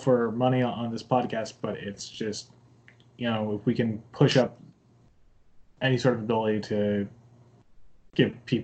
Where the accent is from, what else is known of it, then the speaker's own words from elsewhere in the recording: United States; now in Japan; when I was growing up in the States